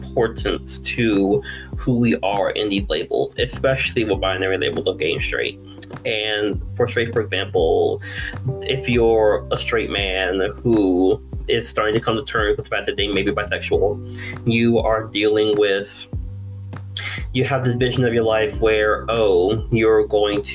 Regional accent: Virginia, United States; now in Texas, United States; I'm originally from Virginia. Now I'm down here in Texas

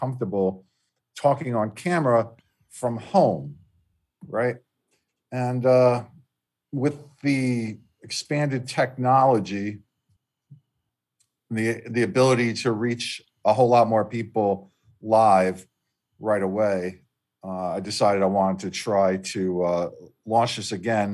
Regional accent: Delaware, United States; in my home state of Delaware, I did a sports television show.

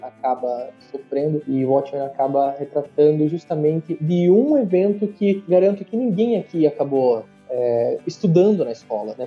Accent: Santa Catarina, Brazil; moved away as an adult; now in São Paulo, Brazil; eu sou catarinense, é, moro em São Paulo

